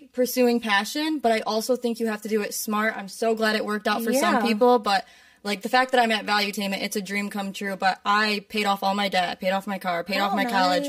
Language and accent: English; Michigan, United States; moved away as an adult; also born or lived in Illinois; now in Florida, United States; so I moved to Illinois, and I'm originally from Michigan, now I moved to Florida